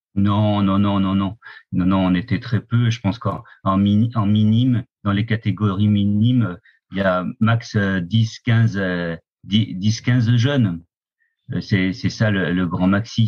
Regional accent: Oyonnax, Auvergne-Rhône-Alpes, France; also born or lived in Lons-le-Saunier; Je suis né euh, à Lons-le-Saunier plus exactement, et j'ai et attaquer mes, mes, ma vie à Oyonnax, à la frontière de l'Ain et du Jura.

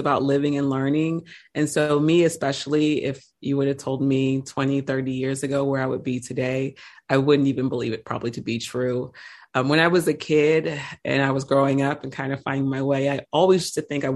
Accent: Annapolis, Maryland, United States; Born and raised as far as Annapolis, Maryland

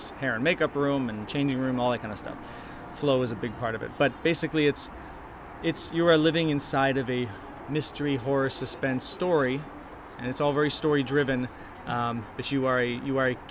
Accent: Chicago, Illinois, United States; now in Los Angeles, United States; I grew up in Chicago

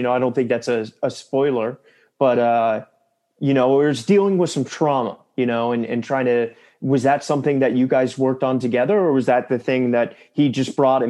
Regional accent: near Williamsburg, Virginia, United States; I grew up close to Williamsburg, Virginia, where there's a very small town there.

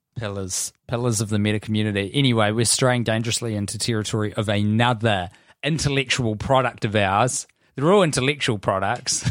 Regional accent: Christchurch, Canterbury, New Zealand; we grew up in Christchurch

